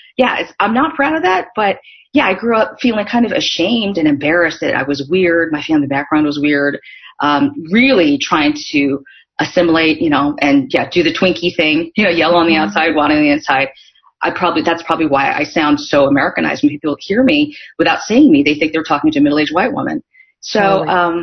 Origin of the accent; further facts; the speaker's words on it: Northern California, United States; also born or lived in South Korea; I grew up in Northern California